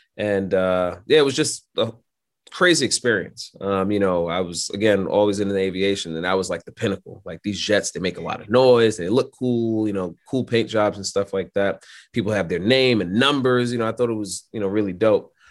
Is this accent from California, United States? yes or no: no; New York City, New York, United States; I'm born and raised in Brooklyn, New York